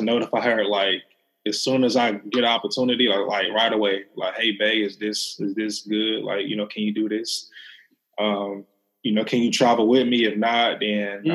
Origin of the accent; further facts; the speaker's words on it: Memphis, Tennessee, United States; I'm from Memphis